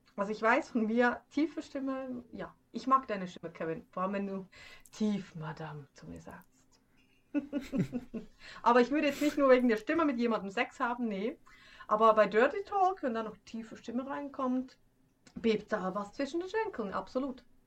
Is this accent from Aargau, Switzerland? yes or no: no; Schwyz, Switzerland; accent: Swiss German; first language Swiss German; moved away; ich komme aus dem Kanton Schwyz